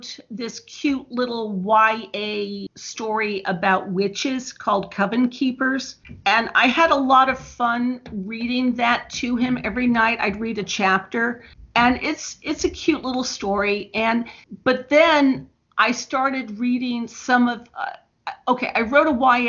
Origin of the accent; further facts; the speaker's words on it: Bloomington, Indiana, United States; also born or lived in Chicago, Illinois; I was born in Chicago, but I grew up in Bloomington